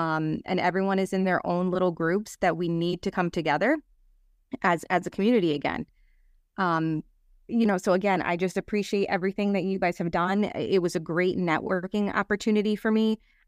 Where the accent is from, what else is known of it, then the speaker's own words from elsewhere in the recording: New Britain, Connecticut, United States; also born or lived in Plainville, Connecticut; I currently live in Plainville, but I grew up in New Britain.